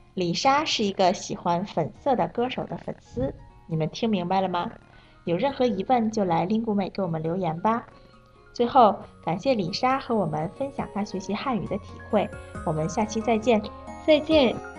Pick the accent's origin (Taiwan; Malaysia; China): Malaysia; Chinese is a second language; 我是来自马来西亚的